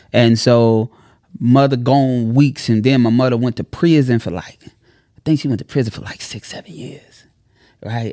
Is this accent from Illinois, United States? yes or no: yes; Chicago, Illinois, United States; I'm from Chicago